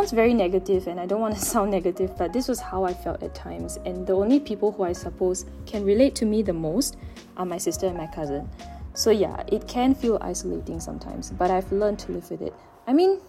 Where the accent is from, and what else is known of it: Singapore